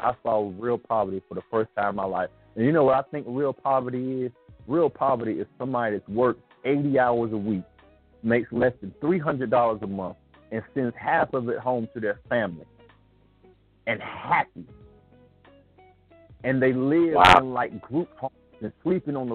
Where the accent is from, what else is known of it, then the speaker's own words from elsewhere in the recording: United States; I'm Black American